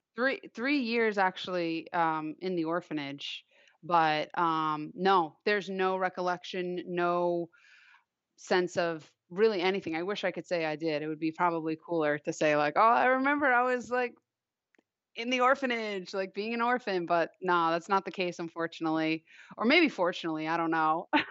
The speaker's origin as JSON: {"language": "English", "area": "Long Island", "region": "New York", "country": "United States", "tie": "born or raised there", "said": "I grew up on Long Island"}